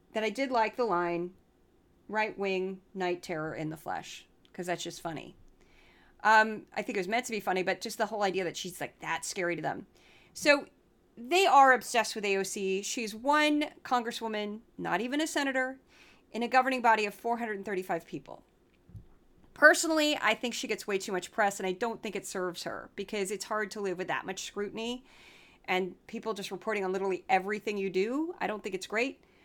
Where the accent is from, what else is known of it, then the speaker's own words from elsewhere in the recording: Midwest, United States; I'm from the Midwest